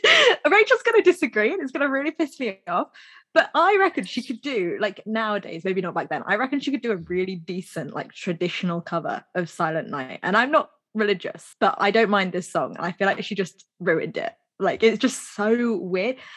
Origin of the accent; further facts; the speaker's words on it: United Kingdom; we are British